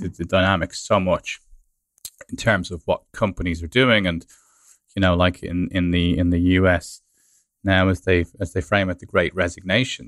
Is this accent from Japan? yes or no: no; Ireland; moved away as an adult; also born or lived in London